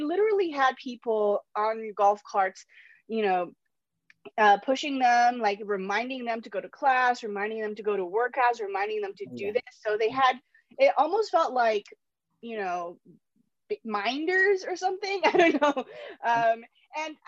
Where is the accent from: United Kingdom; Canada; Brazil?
Canada; Vancouver, British Columbia; moved away as an adult; also born or lived in China / Los Angeles, United States; now in United States; I grew up in Canada, Vancouver, Canada